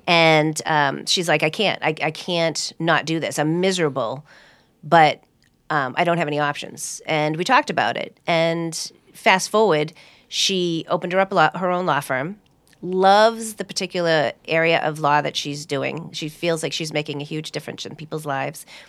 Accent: Hudson, Massachusetts, United States; I grew up in Hudson

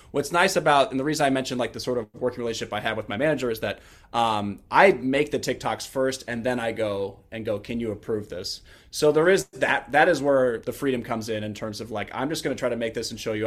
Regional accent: Kansas City, United States; moved away as an adult; now in Washington, D.C., United States; grew up in Kansas City

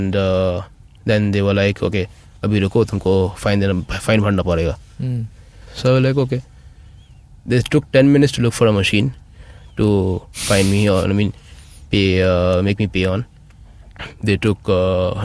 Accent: Kolkata, West Bengal, India; I'm from Calcutta

